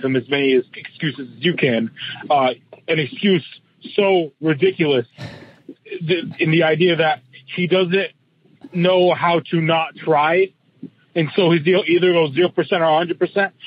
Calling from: Dallas, Texas, United States; calling in from Dallas

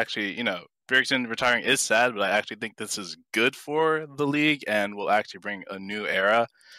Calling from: Jersey City, New Jersey, United States; Oh, I'm calling from Jersey City.

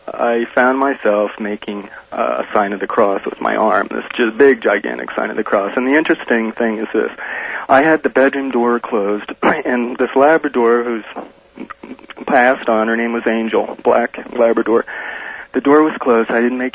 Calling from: Denver, Colorado, United States; Well, I'm in Denver, Art.

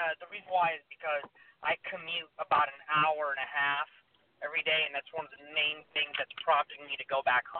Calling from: Sacramento, California, United States; I'm calling from Sacramento, and my birthday is 12/22/87.

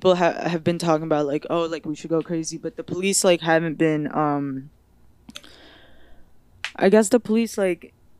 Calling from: Detroit, Michigan, United States; I'm live from Detroit, Michigan. Second time on the podcast.

